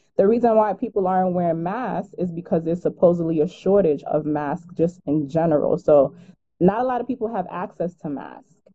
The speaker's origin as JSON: {"language": "English", "region": "New York", "country": "United States", "said": "I am from New York. I live in Brooklyn"}